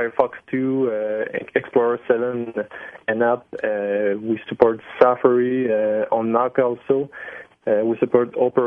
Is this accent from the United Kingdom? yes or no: no; Montreal, Quebec, Canada; I'm from Montreal